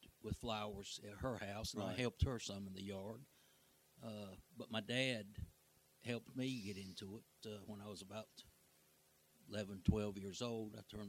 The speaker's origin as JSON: {"language": "English", "town": "Raleigh", "region": "North Carolina", "country": "United States", "tie": "born or raised there", "said": "I grew up in Raleigh there."}